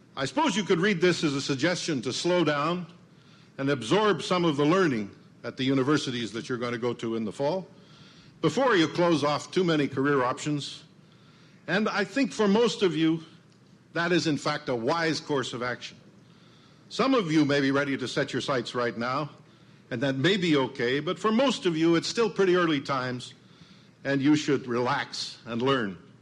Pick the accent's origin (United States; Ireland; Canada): Canada; Medicine Hat, Alberta; moved away; I was visiting my hometown. It's a little town on the prairies, Canadian prairies, called Medicine Hat